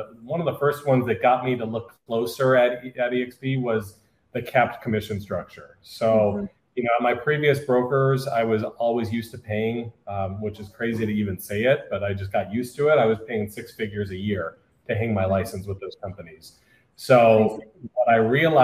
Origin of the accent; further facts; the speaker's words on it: Orange County, California, United States; I'm from Orange County, California.